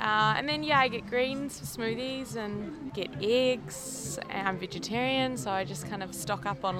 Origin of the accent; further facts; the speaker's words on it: New Zealand; now in Byron Bay, Australia; We're in Byron. I'm from New Zealand, but I literally live up there, a stone throw away.